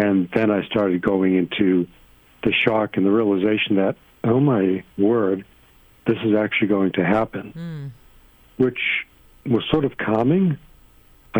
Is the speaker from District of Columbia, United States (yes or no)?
no; Naples, Florida, United States; my hometown here in Naples, Florida.